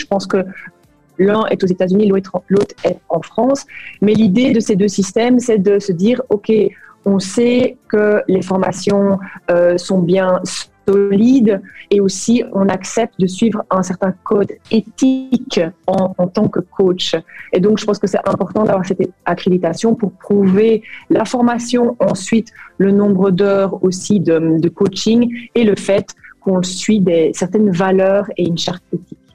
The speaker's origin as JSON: {"language": "French", "town": "Brussels", "region": "Brussels-Capital Region", "country": "Belgium", "also_born_or_lived": "Flemish Brabant / Kuala Lumpur, Malaysia", "moved": "as an adult", "lives_now": "Liège Province, Belgium", "said": "je suis de Bruxelles"}